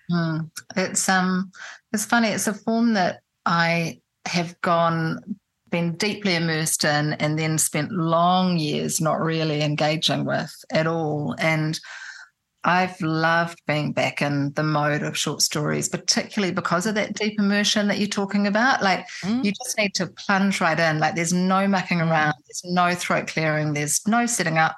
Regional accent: Auckland, New Zealand; also born or lived in Christchurch, New Zealand / Wellington, New Zealand; I grew up in in New Zealand in Auckland. I was born in Christchurch, but my parents moved quickly to Auckland when I was a baby, and I grew up there. And then I was a teenager in Wellington.

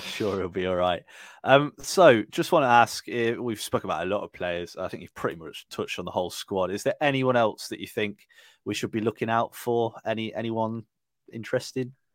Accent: Burton upon Trent, West Midlands, United Kingdom; I'm from Burton

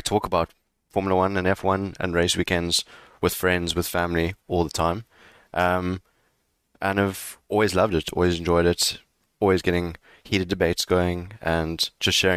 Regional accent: South Africa; Growing up in South Africa

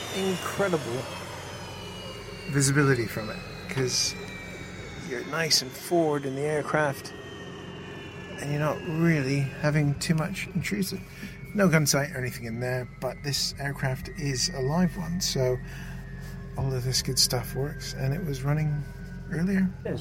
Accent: Canada; being a Canadian

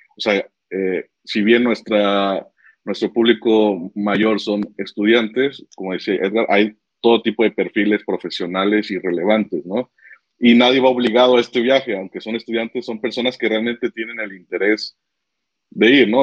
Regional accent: Tepic, Nayarit, Mexico; now in Guadalajara, Mexico; Yo soy de Tepic, de Nayarit

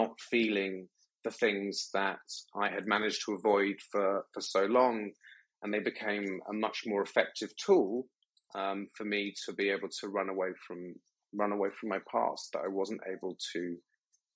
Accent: United Kingdom; moved away; also born or lived in Thailand; being British

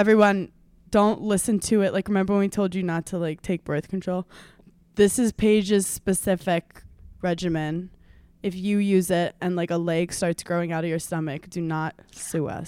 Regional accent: New York, United States; growing up in New York

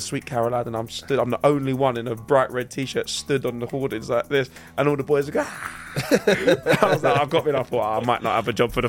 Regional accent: London, United Kingdom; I'm just from North, I'm a kid from North London.

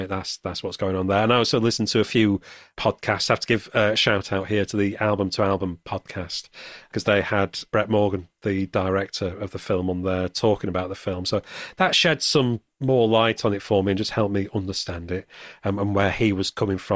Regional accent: Sheffield, Yorkshire and the Humber, United Kingdom; I grew up in Sheffield

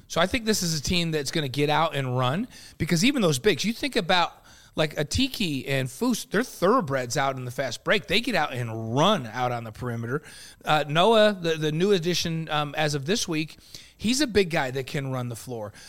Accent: Elmira, New York, United States; I grew up just south of the Finger Lakes, so, in Elmira

